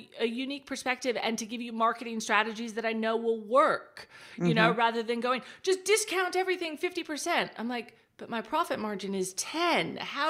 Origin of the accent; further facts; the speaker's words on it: Texas, United States; moved away as an adult; now in Australia; I am. Can't you tell my Australian accent? It's wonderful.